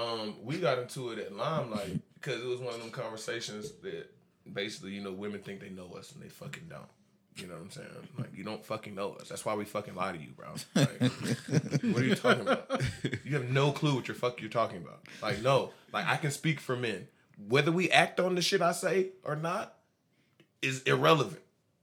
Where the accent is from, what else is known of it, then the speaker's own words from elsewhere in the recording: Georgia, United States; Coming from a Cash County nigga. I'm from Cash County.